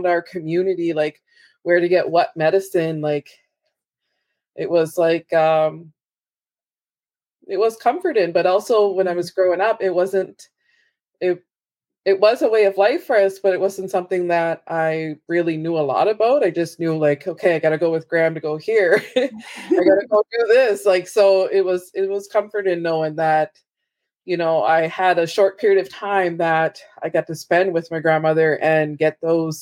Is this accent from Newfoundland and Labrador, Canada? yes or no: no; Abegweit First Nation, Prince Edward Island, Canada; I'm from Ebeguet First Nation.